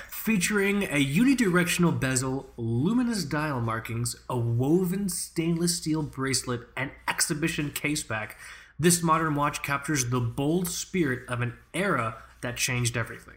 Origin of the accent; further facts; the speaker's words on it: United States; as an American